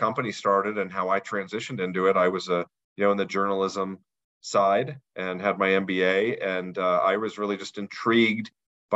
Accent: Denver, Colorado, United States; I'm actually from the Denver area

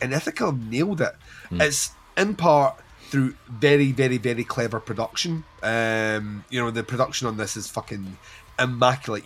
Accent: Scotland, United Kingdom; we're Scottish

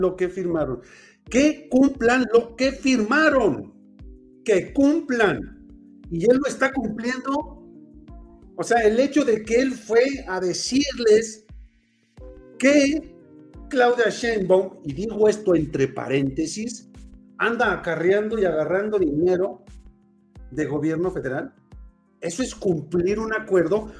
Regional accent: Mexico; nosotros como mexicanos

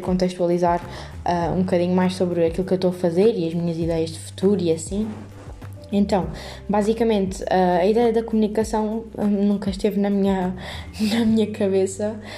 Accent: Montemor-o-Novo, Alentejo, Portugal; moved away as an adult; now in Lisbon, Portugal; sou de Montemoro Novo, uh, para caso não saibam, é no distrito de Évora, uh, e de alentejana

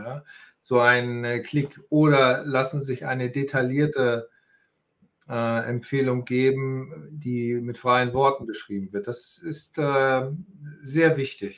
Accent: Northern Germany, Germany; moved away as an adult; also born or lived in Austria / Hamburg; Ich bin hier auch in der Nähe geboren. Ich komme aus Norddeutschland

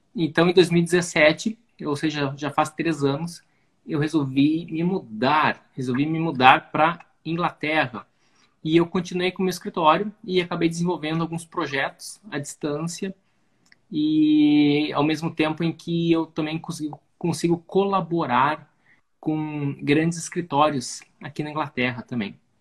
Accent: Rio Grande do Sul, Brazil; moved away as an adult; also born or lived in Italy / England; sou arquiteto, sou gaúcho

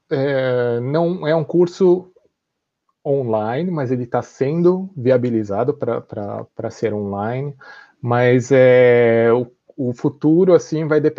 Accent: São Paulo, Brazil; Uh, cresci no Brasil, em São Paulo, e então eu falava assim, nossa, mas o que será que um, um garoto do Japão faz

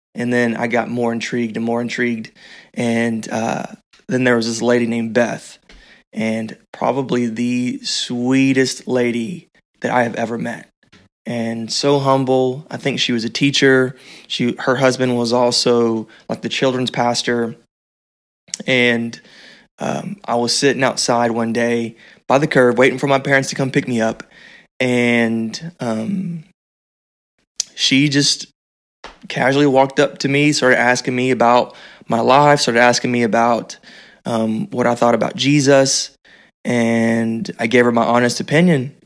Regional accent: Texas, United States; also born or lived in Terrell, Texas; I grew up in Texas

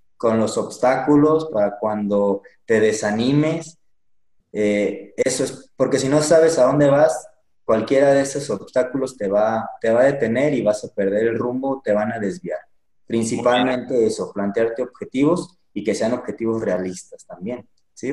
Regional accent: Pénjamo, Guanajuato, Mexico; moved away as an adult; now in Michoacán, Mexico; yo soy de Pénjamo, Guanajuato. Ahí es donde nací y me actualmente estoy aquí en Michoacán, llevo poquito

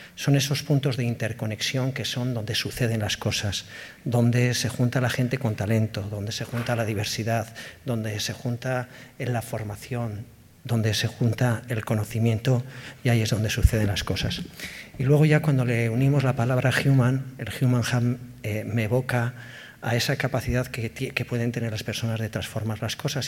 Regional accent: Basque Country, Spain; somos vascos, somos vascas

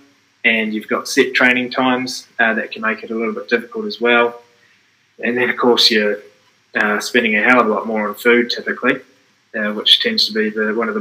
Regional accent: Dunedin, Otago, New Zealand; moved away as an adult; also born or lived in Blenheim; I grew up in Dunedin, and I went to Blenheim actually to train.

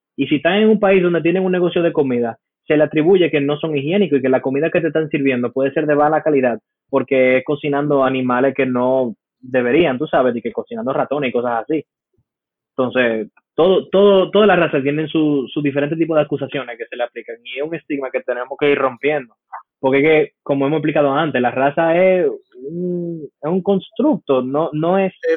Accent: United States; como americano, a mí me dieron esto en el colegio

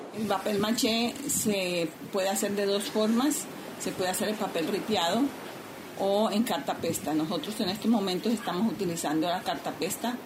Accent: San Andrés, San Andrés, Providencia and Santa Catalina, Colombia; Soy artesana raizal de San Andrés Islas

